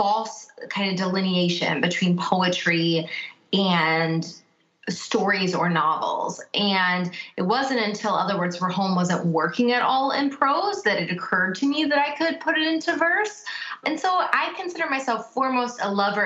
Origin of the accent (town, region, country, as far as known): United States; born or raised there; first language English